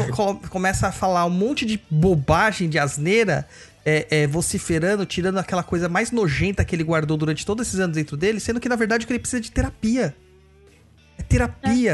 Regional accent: São Paulo, Brazil; Eu sou natural de São Mateus

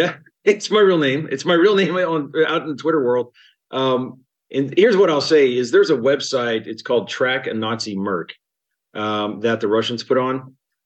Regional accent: Atlanta, Georgia, United States; also born or lived in Colorado; now in Kyiv, Ukraine; So I grew up in Atlanta, in Georgia. My family's from Alabama and Atlanta, and I came to Colorado in about 1995, just before the Broncos' first victory over the Green Bay Packers.

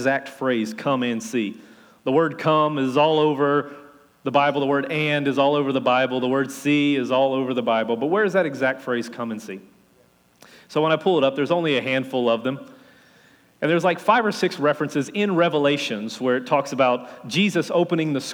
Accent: Louisiana, United States; accent: Cajun; being a Cajun from Louisiana

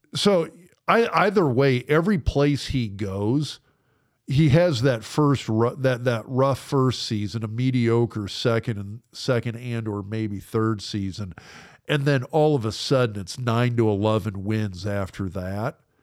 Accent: Lincoln, Nebraska, United States; I grew up in Lincoln.

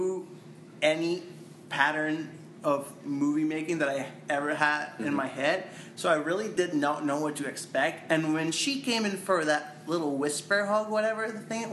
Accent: Venezuela; moved away as an adult; now in United States; I am from Venezuela

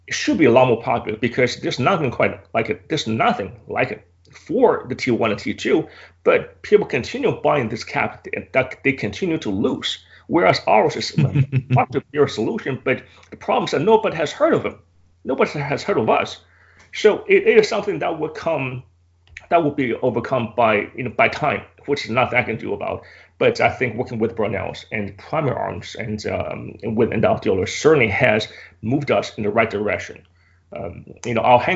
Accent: United States; I'm American

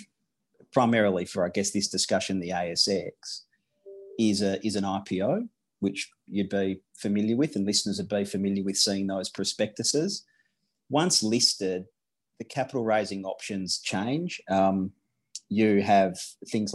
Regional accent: Western Australia, Australia; I grew up in Western Australia

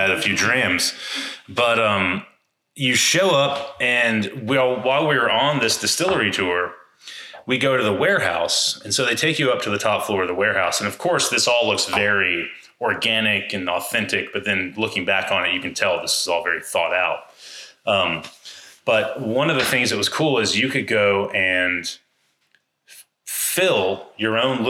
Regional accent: Atlanta, Georgia, United States; I'm from Atlanta

